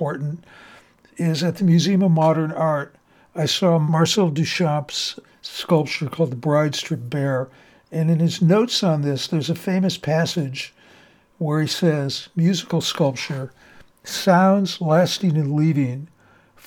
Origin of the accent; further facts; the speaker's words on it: Cleveland, Ohio, United States; now in San Francisco, United States; I grew up in Cleveland, within walking distance to the Cleveland Orchestra